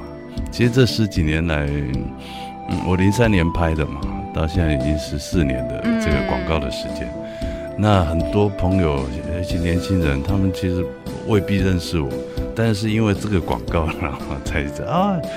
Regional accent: Taiwan; first language Hakka; 但是其实我的母语是客语嘛。对。那些以前在学校跟同学也都是用华语在国语在交谈。

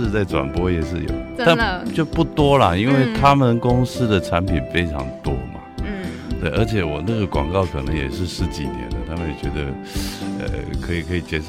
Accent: Taiwan; first language Hakka; 但是其实我的母语是客语嘛。对。那些以前在学校跟同学也都是用华语在国语在交谈。

